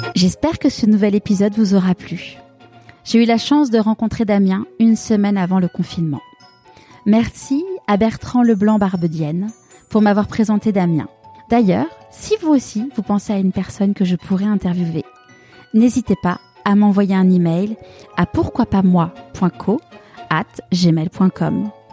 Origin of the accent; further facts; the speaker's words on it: France; on est français